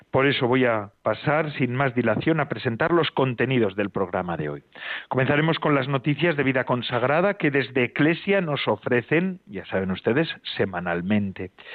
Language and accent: Spanish; Getxo, Basque Country, Spain; Hoy emito desde Algorta, desde mi pueblo